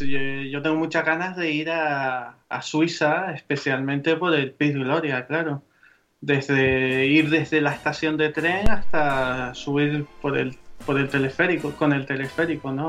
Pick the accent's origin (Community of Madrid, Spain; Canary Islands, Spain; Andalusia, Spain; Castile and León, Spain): Canary Islands, Spain; nosotros somos canarios